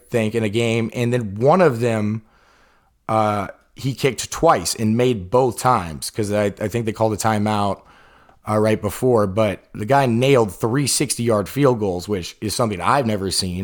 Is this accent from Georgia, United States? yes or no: yes; Atlanta, Georgia, United States; The Falcons, we're from Atlanta